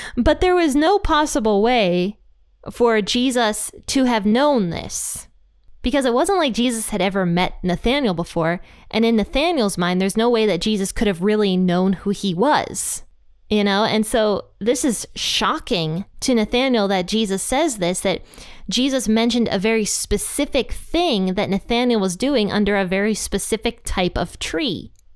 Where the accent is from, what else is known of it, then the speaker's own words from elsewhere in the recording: Pennsylvania, United States; now in Ohio, United States; I was raised in Pennsylvania